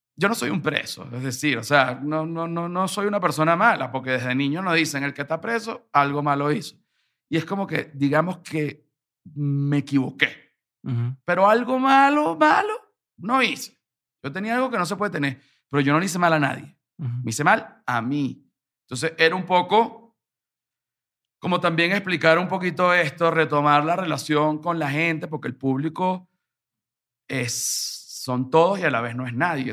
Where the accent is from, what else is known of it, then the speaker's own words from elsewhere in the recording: Venezuela; moved away as an adult; now in Mexico; Yo soy un venezolano acá